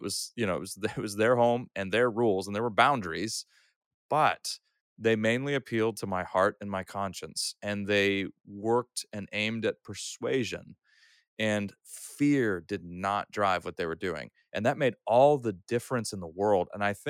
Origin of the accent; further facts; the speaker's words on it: Austria; So I grew up, I'm a third culture kid. I grew up in Europe, in Austria, and I've attended both public and Christian schools. I started off at an Austrian school, where I learned to read and write in German.